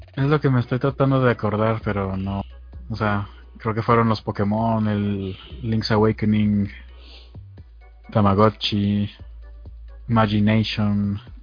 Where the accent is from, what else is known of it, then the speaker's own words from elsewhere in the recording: Mexico; soy soy de México